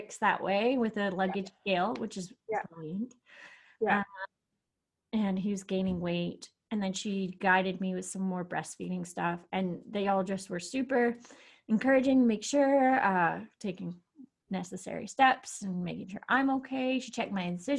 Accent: Canada; moved away as an adult; now in Austria; I can prove that I'm Canadian

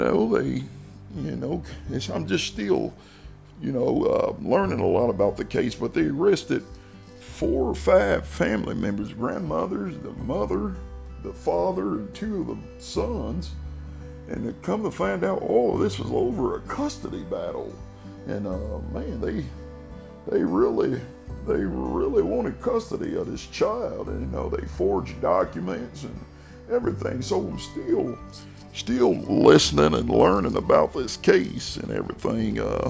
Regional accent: Ohio, United States; I'm just a down-home boy here from old, you know, I'm from the Hocking Hills of Ohio.

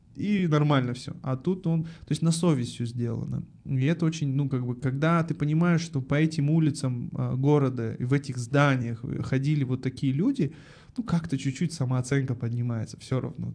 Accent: Almaty, Kazakhstan; Я родом из Алматы, э, в четвертом поколении алматинец.

